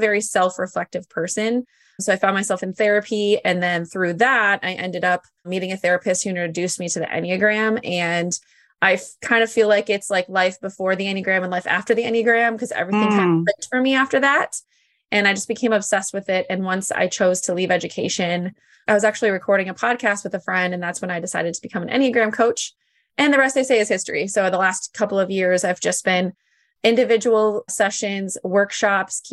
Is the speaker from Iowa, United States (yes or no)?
yes; Iowa, United States; I'm from Iowa